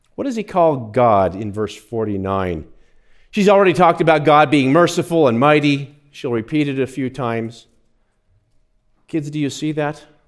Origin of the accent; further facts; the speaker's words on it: near Fort Lupton, Colorado, United States; I grew up not far from there